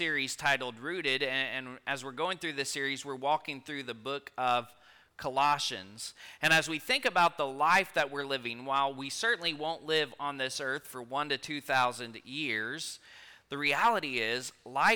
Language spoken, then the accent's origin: English; Rockport, Texas, United States; now in Stockdale, United States; I grew up in Rockport